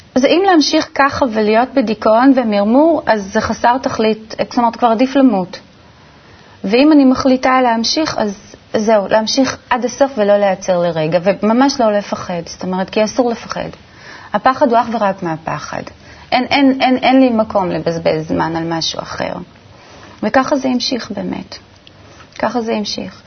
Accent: Ramat Gan, Tel Aviv District, Israel; נולדתי בשכונה ברמת גן, בשכונת אה, רמת חן

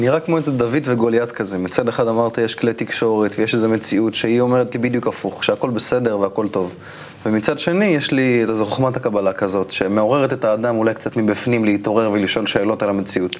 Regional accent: Israel; אני כישראלי שחי היום במדינה

